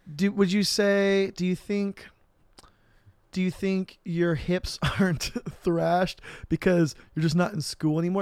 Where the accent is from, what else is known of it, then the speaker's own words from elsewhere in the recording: Riverside, California, United States; also born or lived in Corona, California; I'm from Riverside, but I moved to Corona from third grade to, like, basically right before sixth grade.